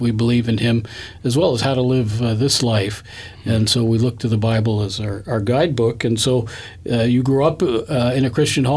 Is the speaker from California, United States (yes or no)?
yes; Southern California, United States; moved away; I grew up in Southern California